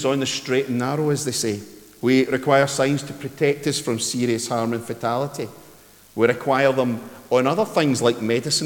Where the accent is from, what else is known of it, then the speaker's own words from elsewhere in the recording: Ayrshire, Scotland, United Kingdom; when I was wee at Dorai, where I grew up in Ayrshire